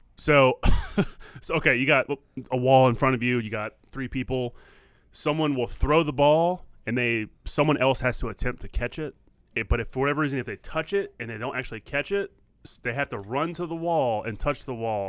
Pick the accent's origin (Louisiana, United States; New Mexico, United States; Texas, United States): Louisiana, United States; New Orleans; moved away; I grew up in New Orleans